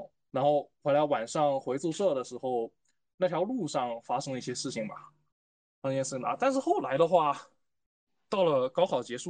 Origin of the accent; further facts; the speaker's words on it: Fujian, China; now in Lanzhou, China; 因为我是从福建过来的嘛，从东南那边到西北这个落差很大